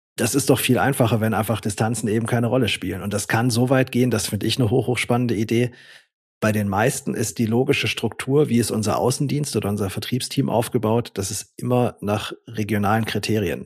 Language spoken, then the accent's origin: German; Swabia, Baden-Württemberg, Germany; ich komme ja auch aus dem Schwabenland